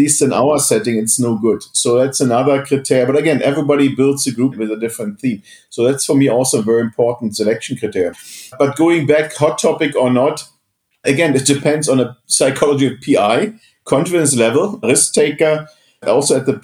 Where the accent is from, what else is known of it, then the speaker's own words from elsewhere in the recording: East Germany, Germany; moved away; I come from East Germany, have a weird background. I was in a school of mathematics